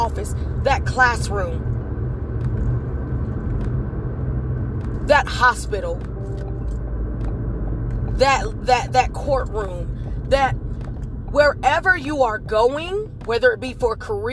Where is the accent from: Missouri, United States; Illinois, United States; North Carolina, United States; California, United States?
North Carolina, United States; High Point; born and raised in High Point, North Carolina